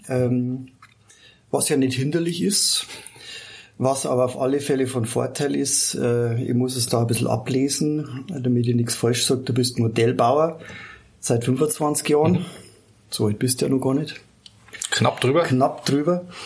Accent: Landshut, Bavaria, Germany; ich bin äh, gebürtiger Landshuter, genau. Gebürtiger Landshuter, genau. Wir sind hier in Ergolding

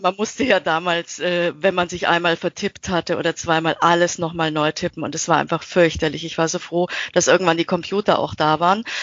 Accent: Austria; now in Nuremberg, Germany; ich bin äh, in Österreich äh, aufgewachsen als äh, Kind eines ähm, österreichischen Vaters und einer deutschen Mutter

